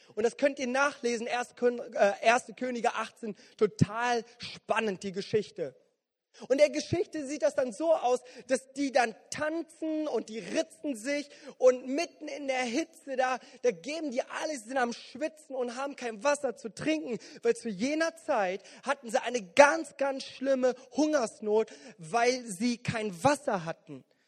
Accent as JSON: {"language": "German", "town": "Bonn", "region": "North Rhine-Westphalia", "country": "Germany", "said": "gerade hier als Bonner"}